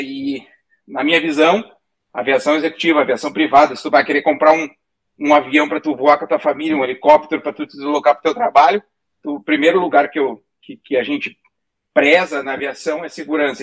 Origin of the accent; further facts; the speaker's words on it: Rio Grande do Sul, Brazil; moved away as an adult; now in United States; A gente fala guri porque somos gaúchos